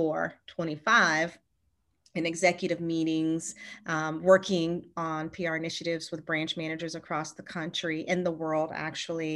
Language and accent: English; Charlottesville, Virginia, United States; moved away as an adult; now in San Diego, United States; So I grew up in Virginia, in Charlottesville, Virginia. You know, but right now we're in San Diego and born and raised in Charlottesville